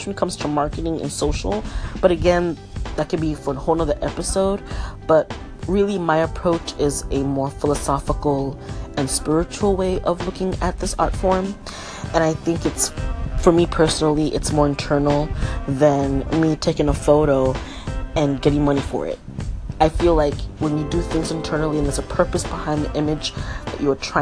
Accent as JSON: {"language": "English", "town": "New York City", "region": "New York", "country": "United States", "tie": "born or raised there", "also_born_or_lived": "Florida", "moved": "yes", "said": "Born and raised in Brooklyn, New York. Well, I'll say partly raised, because I was also partly raised in Florida"}